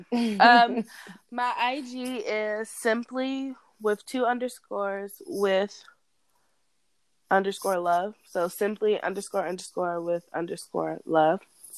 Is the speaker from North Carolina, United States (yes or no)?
yes; Fayetteville, North Carolina, United States; I guess I would say that Fayetteville, North Carolina is my hometown because